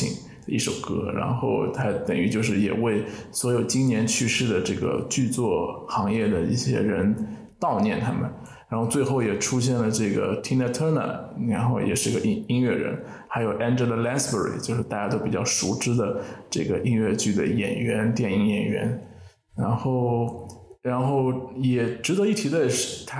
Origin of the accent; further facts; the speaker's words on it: Shanghai, China; 就我听到上海这个词，因为我是上海人，所以听到上海这个词还蛮一惊的啊！